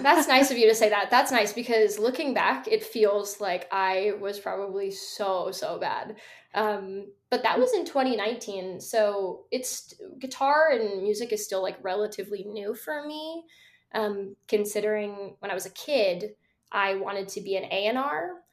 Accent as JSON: {"language": "English", "town": "Seattle", "region": "Washington", "country": "United States", "tie": "born or raised there"}